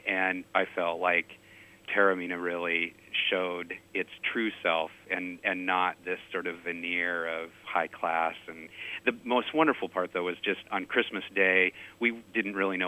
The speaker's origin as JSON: {"language": "English", "region": "Pacific Northwest", "country": "United States", "said": "I'm from the Pacific Northwest"}